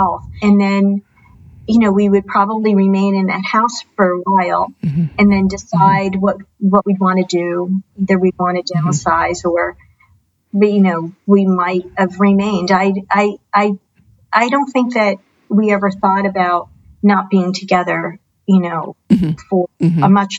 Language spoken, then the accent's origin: English; New Jersey, United States; moved away as an adult; I grew up in New Jersey